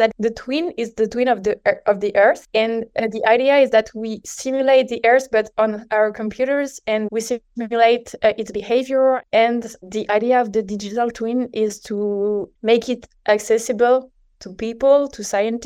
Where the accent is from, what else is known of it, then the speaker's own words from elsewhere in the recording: Paris, Île-de-France, France; So I'm from France, from Paris